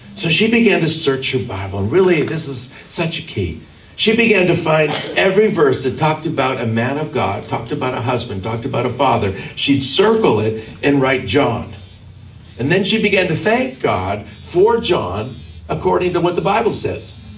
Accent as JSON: {"language": "English", "town": "Vancouver", "region": "British Columbia", "country": "Canada", "tie": "born or raised there", "said": "I was born and raised in Vancouver, Canada"}